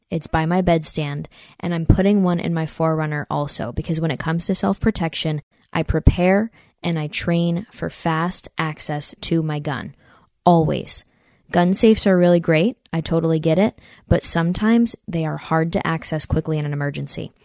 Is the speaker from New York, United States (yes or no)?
yes; near Saratoga Springs, upstate New York, United States; I'm from upstate New York, near Saratoga Springs, New York.